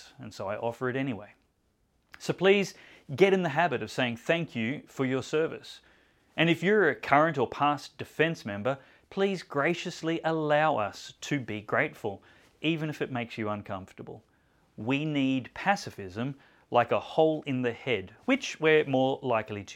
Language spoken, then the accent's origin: English; Australia; I don't think I'm rare as an Aussie.